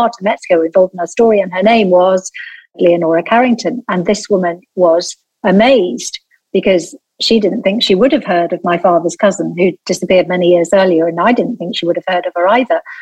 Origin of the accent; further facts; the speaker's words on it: Lancashire, North West England, United Kingdom; I'm from Lancashire. I'm the daughter of a textile mill owner